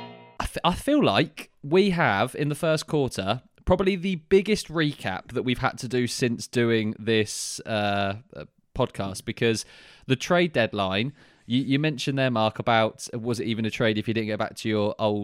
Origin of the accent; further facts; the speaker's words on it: southern England, United Kingdom; accent: British southern; my British southern accent